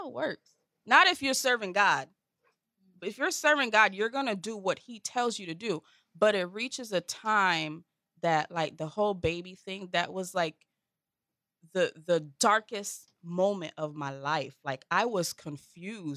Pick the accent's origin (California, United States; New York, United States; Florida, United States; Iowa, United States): Florida, United States; Lake Worth; I'm from Lake Worth